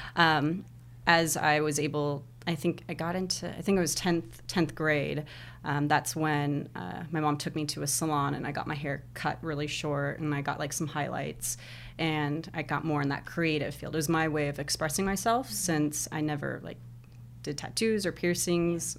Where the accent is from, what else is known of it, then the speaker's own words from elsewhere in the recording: Lake Elsinore, California, United States; also born or lived in Anaheim, California; I was born in, uh, California, uh, Anaheim, and then my family moved around a lot through Southern California, and they, I don't know if you've heard of Lake Elsinore?